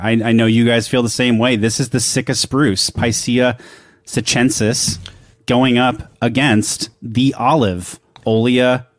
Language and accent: English; Oregon, United States; I'm from Oregon. It's the place I call home.